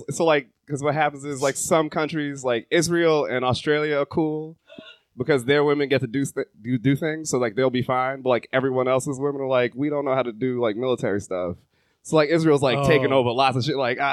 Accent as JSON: {"language": "English", "country": "Jamaica", "said": "because I'm Jamaican"}